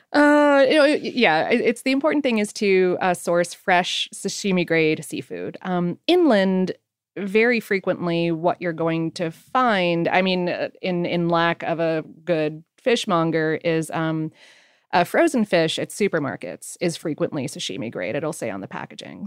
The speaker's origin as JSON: {"language": "English", "region": "South Florida", "country": "United States", "tie": "born or raised there", "moved": "yes", "lives_now": "Atlanta, United States", "said": "Growing up in South Florida"}